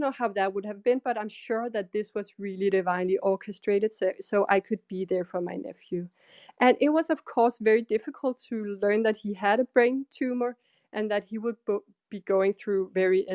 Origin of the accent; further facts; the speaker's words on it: Denmark; I'm from Denmark